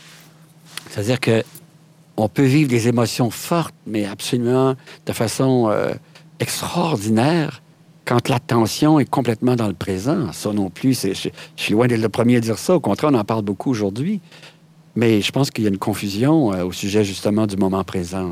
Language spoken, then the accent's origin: French; Quebec, Canada; chez nous, au Québec, on a une expression qui dit « Je me pète les bretelles »